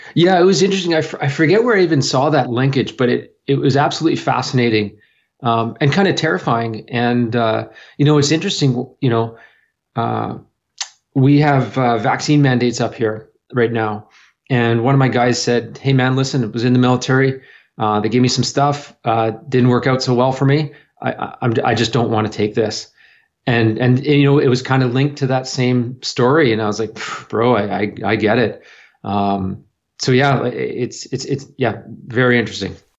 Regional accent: New Brunswick, Canada; also born or lived in Toronto; now in Vancouver, Canada; I was born in Toronto, but I was raised on the east coast of Canada, so a place called, uh, in New Brunswick, which is just a little north of Maine.

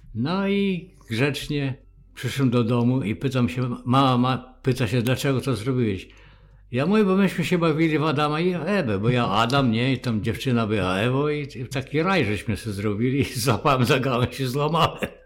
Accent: Borshchiv, Ternopil Oblast, Ukraine; moved away; urodziłem się w Borszczowie, województwo tarnopolskie

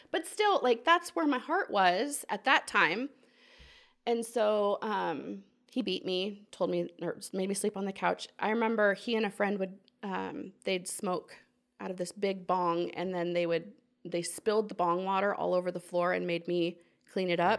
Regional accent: Portland, Oregon, United States; moved away as an adult; also born or lived in Walla Walla, Washington; now in Alexandria, United States; I grew up in Portland, Oregon.

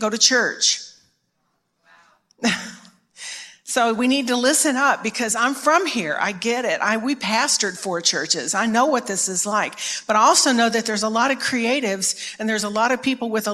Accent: Dallas, Texas, United States; I'm from Dallas originally, born here

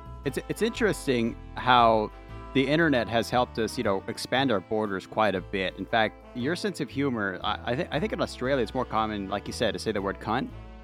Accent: United States; as an American, I rarely ever hear that word.

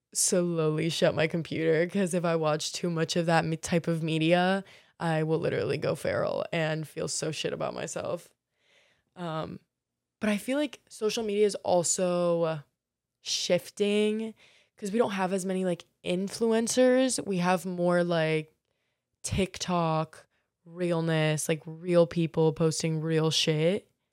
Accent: Marco Island, Florida, United States; now in Miami, United States; I'm from Marco Island, um, which for y'all who don't know, Naples might ring a little bit more of a bell

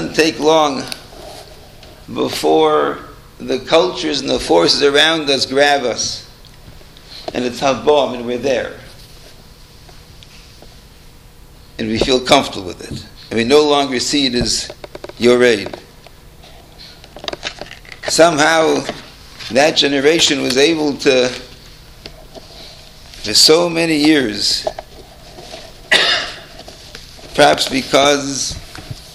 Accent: Toronto, Ontario, Canada; We grew up in Toronto.

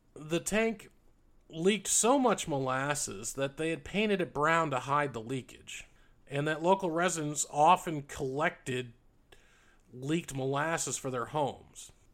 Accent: New England, United States; when I was growing up in New England

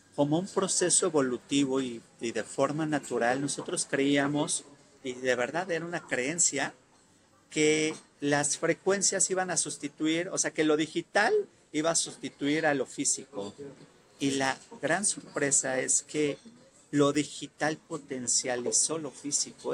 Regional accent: Mexico; somos los primeros mexicanos

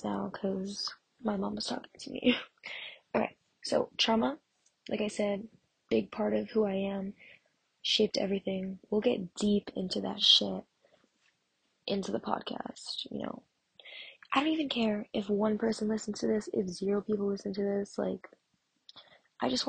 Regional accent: Massachusetts, United States; I'm from Massachusetts, and it's, if you don't know what that is, it's like near the Cape

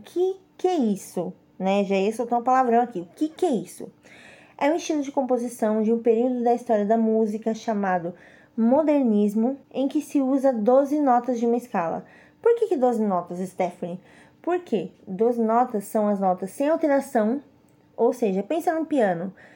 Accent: São Caetano do Sul, São Paulo, Brazil; moved away as an adult; also born or lived in Fortaleza; São Caetano do Sul, que é minha cidade natal em São Paulo

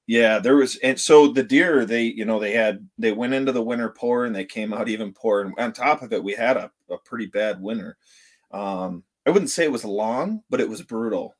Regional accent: Vanderbilt, Michigan, United States; I was born and raised here in Vanderbilt, and I'm back here in Vanderbilt

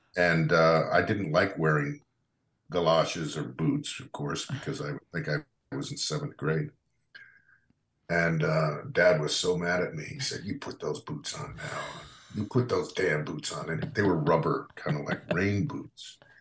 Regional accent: New Canaan, Connecticut, United States; growing up in New Canaan

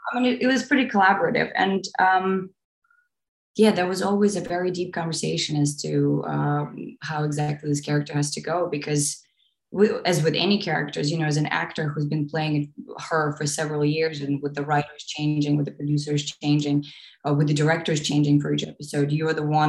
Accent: Eastern Ukraine, Ukraine; moved away; I was born in Eastern Ukraine and raised there as well

